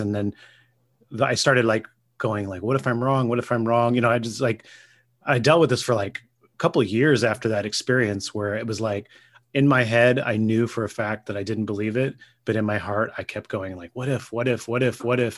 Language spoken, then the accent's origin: English; Gilroy, California, United States; I grew up in Gilroy.